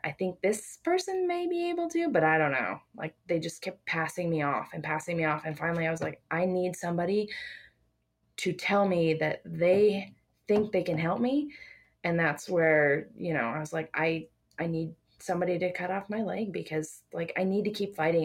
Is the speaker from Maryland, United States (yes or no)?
no; South Dakota, United States; now in Grand Junction, Colorado, United States; I'm originally from South Dakota